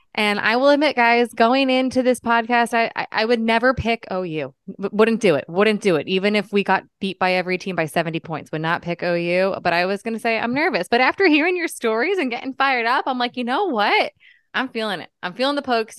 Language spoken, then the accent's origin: English; Northeast, United States; moved away as an adult; now in Stillwater, United States; growing up in the Northeast